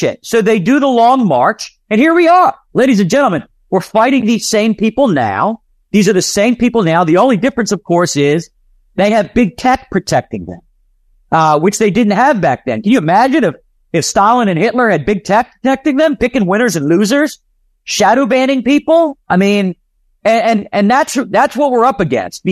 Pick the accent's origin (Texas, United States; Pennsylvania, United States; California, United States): Pennsylvania, United States; Philadelphia; I'm from Philadelphia